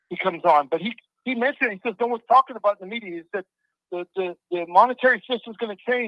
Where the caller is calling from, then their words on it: Nevada, United States; I'm from Nevada.